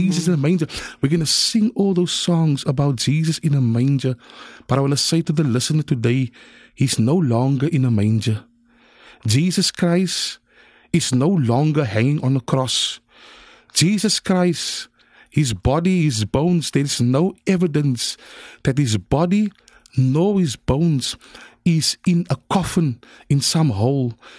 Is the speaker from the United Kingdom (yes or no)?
no; Cape Town, Western Cape, South Africa; I was born in District Six